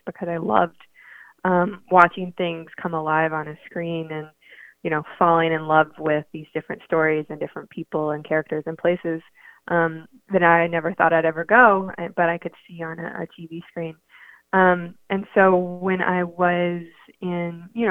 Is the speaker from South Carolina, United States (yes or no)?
yes; Orangeburg, South Carolina, United States; growing up in Orangeburg